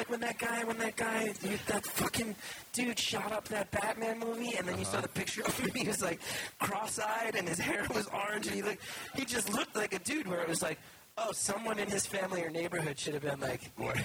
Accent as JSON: {"language": "English", "region": "New Jersey", "country": "United States", "tie": "born or raised there", "said": "I grew up in North Jersey"}